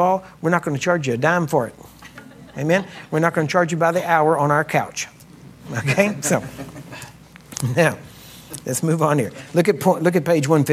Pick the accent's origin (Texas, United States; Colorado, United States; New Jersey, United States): Texas, United States